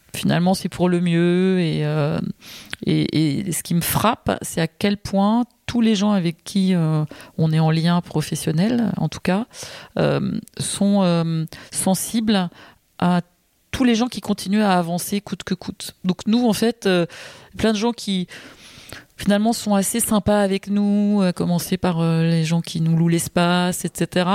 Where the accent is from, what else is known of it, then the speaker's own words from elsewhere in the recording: Paris, Île-de-France, France; je suis née à Paris, je vis à Paris, je suis une inconditionnelle de cette ville